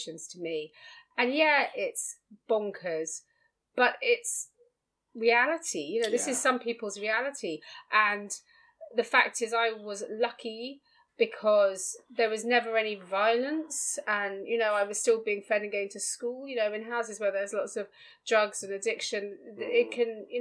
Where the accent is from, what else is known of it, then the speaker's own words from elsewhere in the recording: London, United Kingdom; also born or lived in Chelsea, London; We grew up in Battersea. I mean, we started in Chelsea, then we moved across to Battersea.